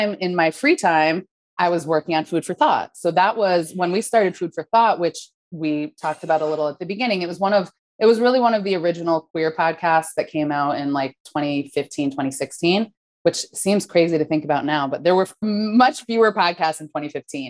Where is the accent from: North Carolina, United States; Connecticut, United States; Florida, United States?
Connecticut, United States; New Haven; moved away as an adult; also born or lived in Minnesota; I'm from the East Coast, from New Haven, Connecticut